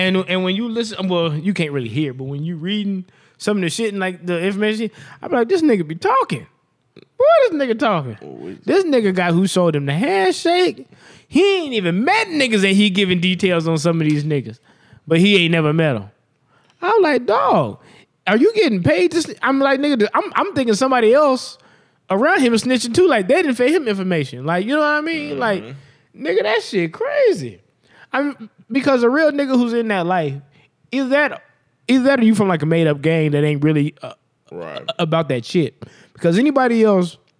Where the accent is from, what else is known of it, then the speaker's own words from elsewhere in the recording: West Coast, United States; I'm from the West Coast